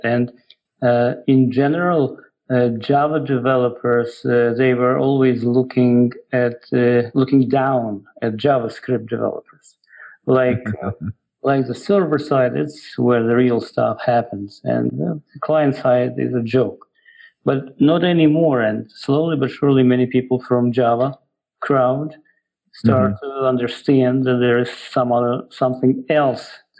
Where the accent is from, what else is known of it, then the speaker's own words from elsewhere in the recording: Ukraine; English is a second language; moved away as an adult; also born or lived in Russia; now in United States; I was born in Ukraine. Then I went to Russia. I got my master's degree in applied math over there. Then I came back to Ukraine for a little bit, working as a programmer. And then I came to the United States in the 90s.